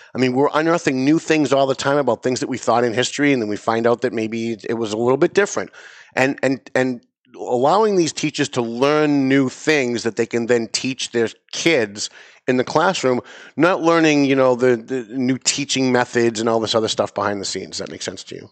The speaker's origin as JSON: {"language": "English", "town": "North Andover", "region": "Massachusetts", "country": "United States", "tie": "born or raised there", "said": "It's Lawrence, it's Andover, it's North Andover, my hometown"}